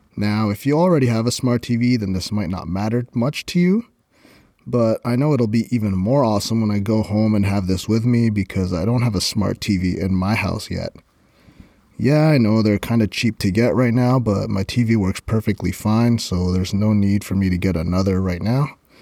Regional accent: Canada; I'm Canadian

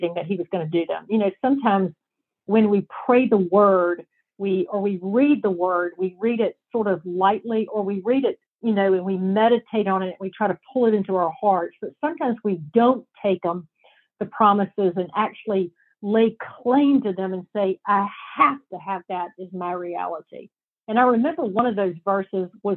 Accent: the South, United States; I'm from the South

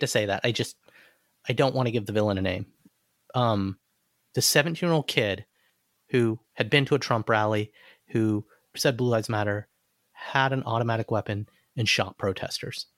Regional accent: Alabama, United States; moved away; growing up in Alabama, you drive down a street and you see Confederate flags

